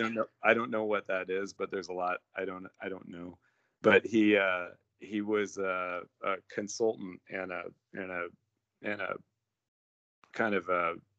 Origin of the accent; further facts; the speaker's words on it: Iran; born there; I was born in Iran while mom and dad were over doing mom was teaching in the American school there, and dad was doing his work, and they're real adventurers.